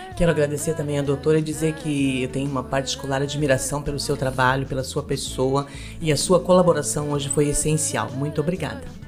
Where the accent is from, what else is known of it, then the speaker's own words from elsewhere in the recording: Rio Negro, Brazil; eu sou de cidade do interior também, de Rio Negro